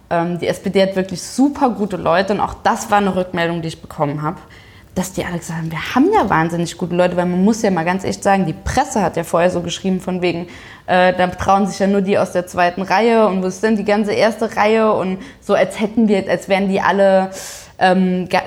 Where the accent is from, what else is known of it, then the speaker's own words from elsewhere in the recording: Saarbrücken, Saarland, Germany; dass die erste Regionalkonferenz in Saarbrücken war, also in meiner, meiner Heimatstadt.